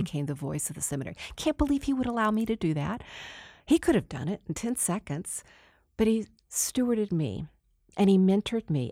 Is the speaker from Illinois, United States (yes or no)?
no; Texas, United States; moved away; also born or lived in Denver; I'm the girl from Texas